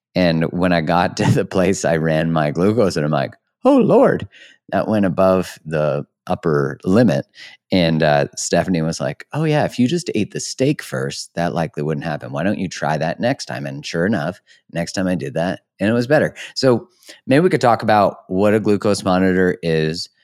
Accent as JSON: {"language": "English", "country": "Canada", "said": "I'm a Canadian"}